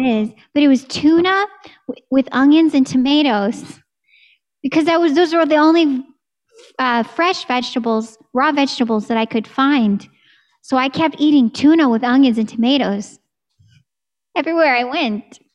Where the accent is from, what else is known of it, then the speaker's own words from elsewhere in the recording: Texas, United States; moved away; I'm from Texas